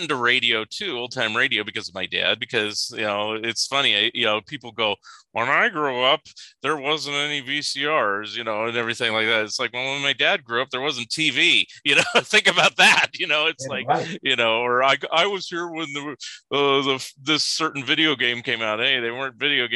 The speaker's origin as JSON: {"language": "English", "region": "California", "country": "United States", "moved": "yes", "lives_now": "Oregon, United States", "said": "I'm total California boy, but I'm in Oregon now"}